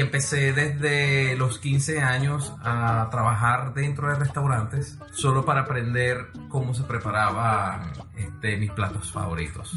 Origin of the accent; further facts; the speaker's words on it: Venezuela; nuestro país, Venezuela